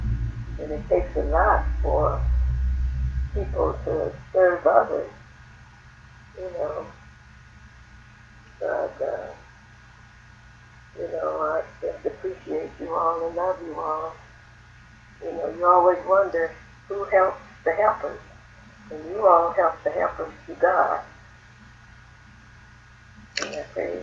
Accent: Stone Mountain, Georgia, United States; I'm from Stone Mountain, Georgia

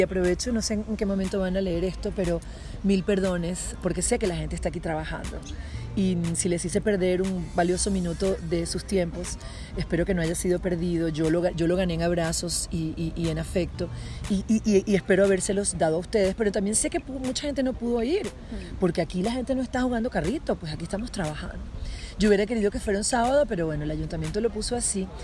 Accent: Venezuela; moved away; las venezolanas somos machas

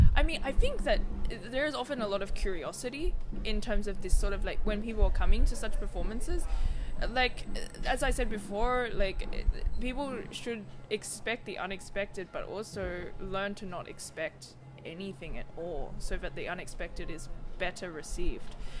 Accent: Sydney, New South Wales, Australia; now in Basel, Switzerland; I am from Australia originally, Sydney, Australia. Um, Gadigal land, um, indigenous country, um, and I currently live in Basel.

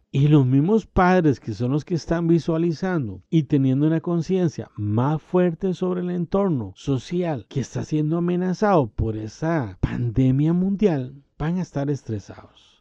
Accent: Costa Rica; en mi país, Costa Rica

